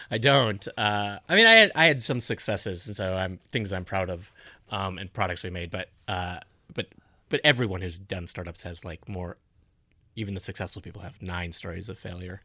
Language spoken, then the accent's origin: English; North Dakota, United States; born or raised there; moved away